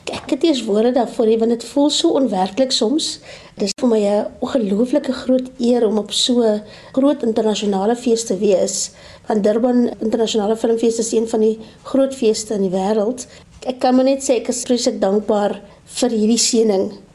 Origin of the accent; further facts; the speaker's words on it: Namibia; moved away; Ek kom van Namibië oorspronklik